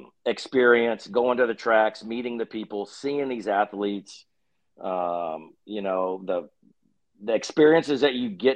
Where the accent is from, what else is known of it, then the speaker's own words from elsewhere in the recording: Texas, United States; we're just idiots from Texas